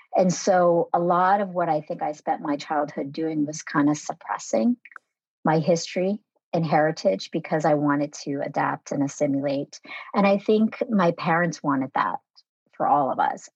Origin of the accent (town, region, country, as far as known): United States; born or raised there; first language Vietnamese; English is a second language